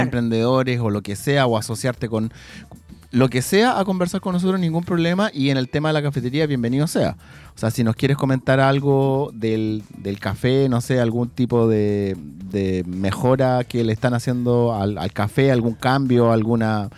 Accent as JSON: {"language": "Spanish", "town": "San Pedro de la Paz", "region": "Biobío", "country": "Chile", "tie": "born or raised there", "said": "toda la vida, nacido y criado, San Pedro de la Paz"}